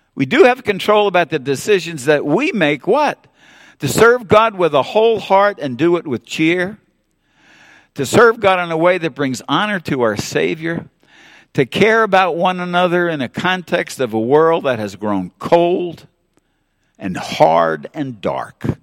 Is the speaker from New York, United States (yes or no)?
yes; New York City, New York, United States; growing up in New York City